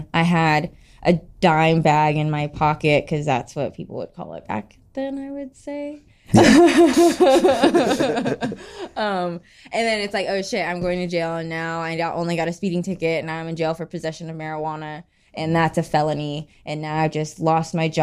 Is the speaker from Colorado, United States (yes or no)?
yes; Colorado, United States; moved away as an adult; also born or lived in Nevada / New York; I'm born and raised in Colorado.